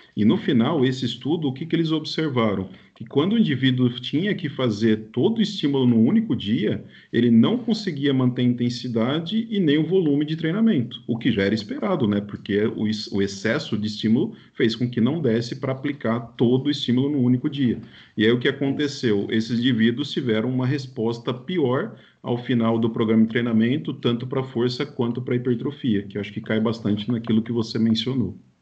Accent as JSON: {"language": "Portuguese", "region": "interior of São Paulo", "country": "Brazil", "said": "eu nem era, na verdade, de São Paulo, eu sou do interior de São Paulo"}